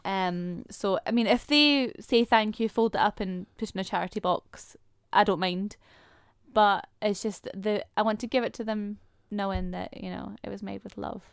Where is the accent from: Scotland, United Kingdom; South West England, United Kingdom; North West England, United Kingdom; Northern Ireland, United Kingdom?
Scotland, United Kingdom; accent: Scottish; my Scottish accent is slowly coming through